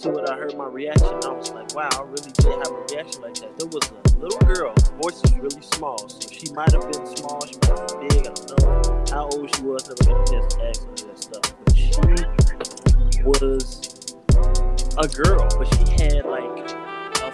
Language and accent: English; Midwest, United States; I'm from the Midwest